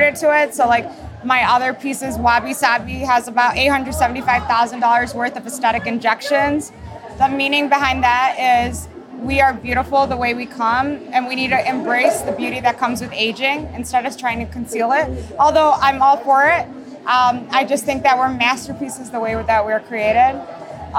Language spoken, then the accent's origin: English; Chicago, Illinois, United States; I'm from Chicago, Illinois